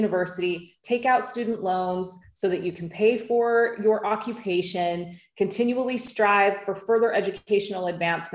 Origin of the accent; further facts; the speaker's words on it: United States; now in Bali, Indonesia; I'm American